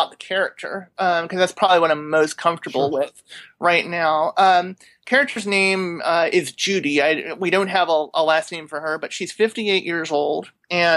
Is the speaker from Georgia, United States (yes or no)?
no; Maryland, United States; I grew up in Maryland